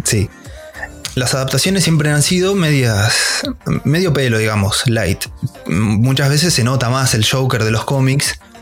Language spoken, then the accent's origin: Spanish; La Pampa, Argentina; yo soy de La Pampa, bien el interior, un pueblito totalmente random.